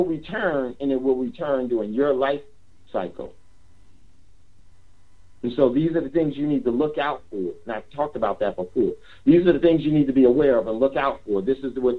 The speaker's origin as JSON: {"language": "English", "region": "East Coast", "country": "United States", "tie": "born or raised there", "said": "I grew up on the East Coast."}